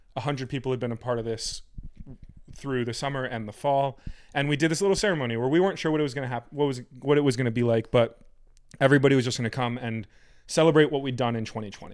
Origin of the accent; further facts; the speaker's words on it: Fairfield County, Connecticut, United States; I was born and raised in the farming metropolis of Fairfield County, Connecticut